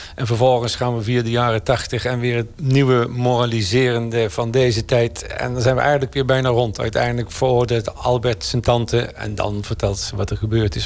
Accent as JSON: {"language": "Dutch", "area": "a hamlet near Oss", "region": "North Brabant", "country": "Netherlands", "also_born_or_lived": "Nijmegen", "moved": "yes", "said": "Ik uit een gehucht bij Industriestad Os"}